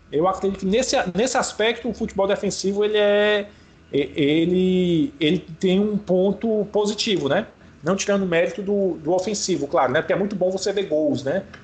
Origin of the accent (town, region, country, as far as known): Ceará, Brazil